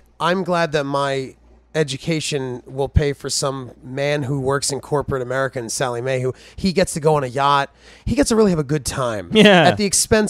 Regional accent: New Jersey, United States; moved away as an adult; I grew up in South Jersey

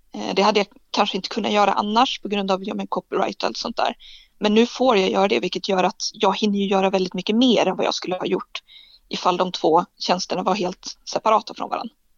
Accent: Umeå, Västerbotten County, Sweden; moved away as an adult; also born or lived in Lapland / Dorotea / Skåne; now in Lund, Sweden; Jag är född i en pytteliten by mittemellan Dorotea och Borgafjäll, så mitt ute ingenstans. Och sen har jag bott nästan hela livet i Umeå

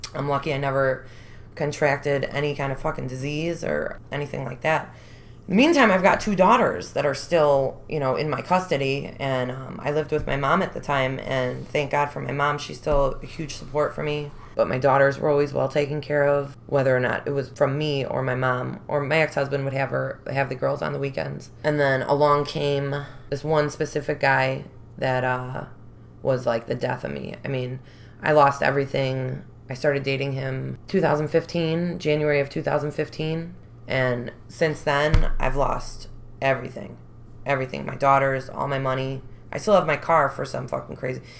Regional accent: Chicago, Illinois, United States; I was born and raised Rogers Park

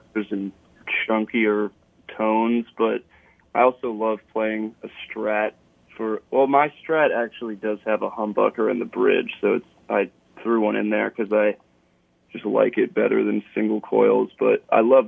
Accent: Seattle, Washington, United States; I grew up in Seattle

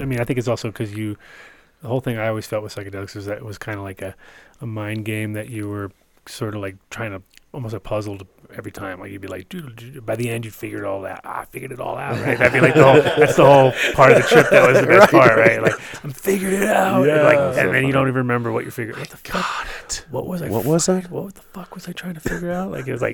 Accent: East Coast, United States; I was growing up on the East Coast, and East Coast kind of sucked, but I kind of went back and forth to the West Coast

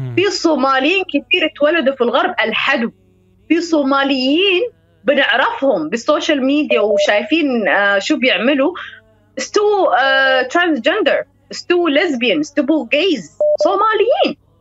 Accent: United Kingdom; Arabic is a second language; فأنا تربيت في بريطانيا يعني من 2000 سنة 2000

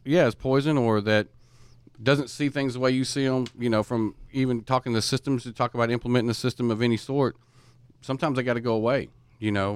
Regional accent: East Texas, United States; I'm from East Texas

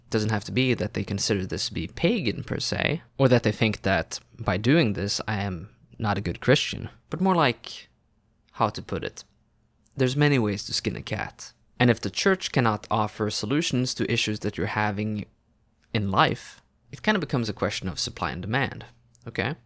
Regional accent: Norway; first language Norwegian; English is a second language; My mother tongue is Norwegian, or so I'm told, but I don't speak as the people do in textbooks

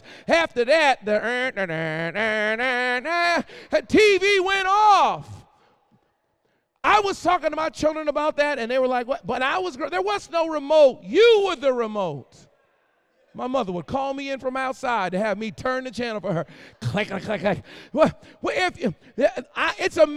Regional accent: Boston, Massachusetts, United States; also born or lived in Philadelphia, Pennsylvania; now in North Carolina, United States; I was born in Philly, raised in Boston, and now I live in North Carolina

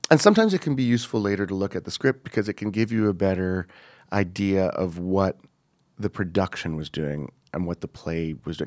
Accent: Montreal, Quebec, Canada; moved away as an adult; I grew up in Montreal

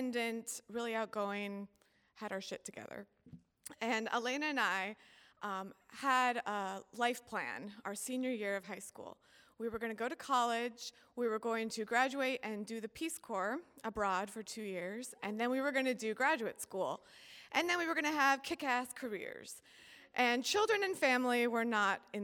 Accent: Sitka, Alaska, United States; I grew up in Sitka, an island in southeast Alaska

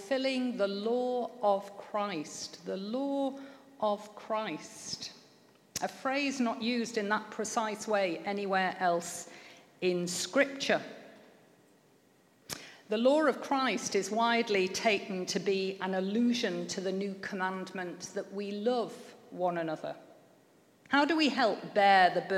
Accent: Manchester, North West England, United Kingdom; I grew up in Manchester

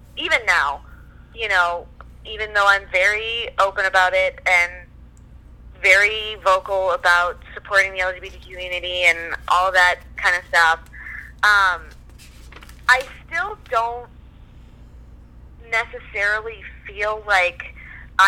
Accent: New Orleans, Louisiana, United States; moved away; also born or lived in Canada; I'm from New Orleans, grew up down there, visited, you know, when we lived in Canada, we visited all the time.

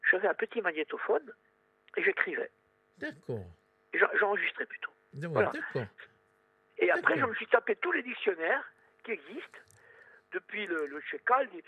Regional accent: Sartène, Corsica, France; je suis de Sartène, moi

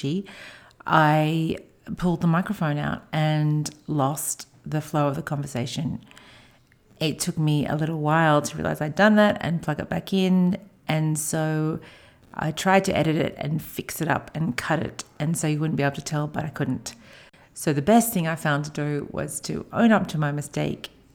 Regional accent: Australia; moved away; as an Australian

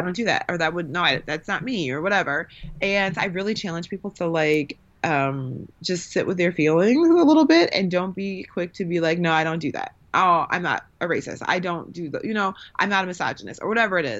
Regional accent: Milwaukee, Wisconsin, United States; I grew up in the Midwest where it's not really like that. So I grew up, I'm from Milwaukee

